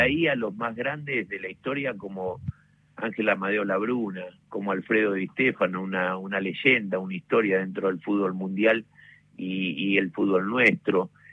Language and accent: Spanish; Club San Miguel, Buenos Aires, Argentina; el Club San Miguel, donde yo nací, me crié